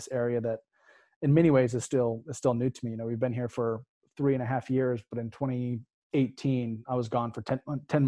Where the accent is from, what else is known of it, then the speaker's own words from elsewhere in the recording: Oregon, United States; moved away as an adult; I grew up in Oregon